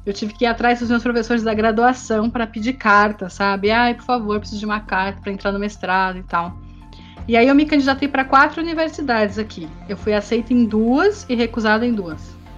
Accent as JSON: {"language": "Portuguese", "country": "Brazil", "moved": "as an adult", "lives_now": "Paris, France", "said": "eu já sou brasileira, isso nunca vai mudar, e eu tenho um sotaque forte"}